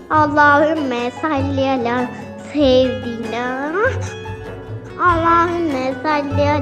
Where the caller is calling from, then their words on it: Kocaeli, Turkey; Ben Kocaeli'den.